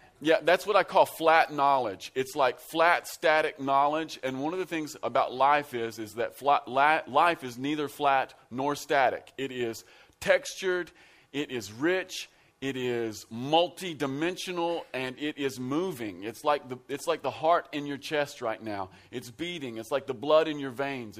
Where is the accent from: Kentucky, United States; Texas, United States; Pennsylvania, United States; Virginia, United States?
Kentucky, United States; Central; I am from Central Kentucky. I'm from out in the sticks. We're rednecks out where I live.